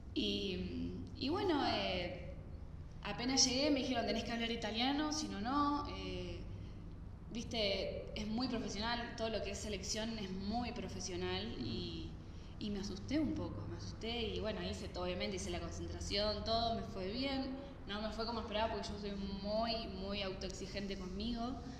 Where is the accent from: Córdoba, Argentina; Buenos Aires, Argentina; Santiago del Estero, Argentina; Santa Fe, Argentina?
Santa Fe, Argentina; moved away as an adult; also born or lived in Sardinia, Italy; now in Bolivia; yo soy de Santa Fe, Argentina